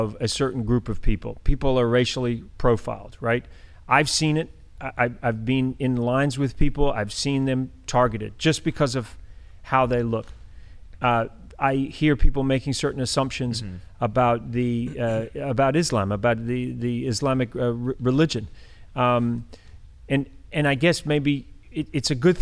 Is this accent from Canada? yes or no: no; Christchurch, Canterbury, New Zealand; now in United States; my hometown of Christchurch, New